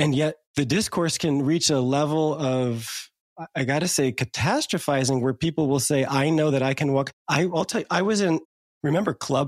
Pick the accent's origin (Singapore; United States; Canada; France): United States; New Jersey; the hood kids I grew up with in New Jersey